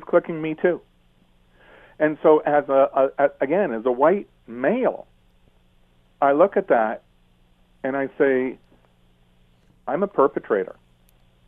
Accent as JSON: {"language": "English", "town": "Toronto", "region": "Ontario", "country": "Canada", "tie": "born or raised there", "said": "I was born in Toronto, and I was brought up in the Jewish part of town"}